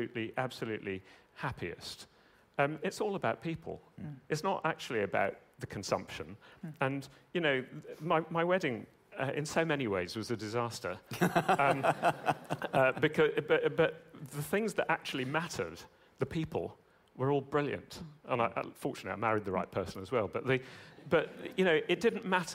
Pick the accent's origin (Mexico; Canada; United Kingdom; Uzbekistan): United Kingdom; I'm British